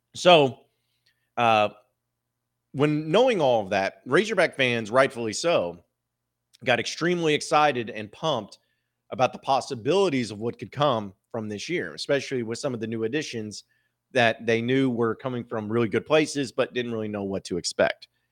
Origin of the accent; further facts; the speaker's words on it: Northwest Arkansas, United States; growing up in Northwest Arkansas